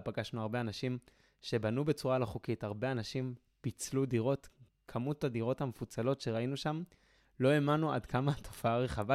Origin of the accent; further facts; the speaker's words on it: Jerusalem, Jerusalem District, Israel; אני מירושלים